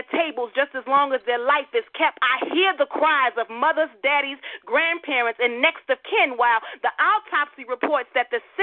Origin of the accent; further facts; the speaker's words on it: Chicago, Illinois, United States; I was born and raised in Chicago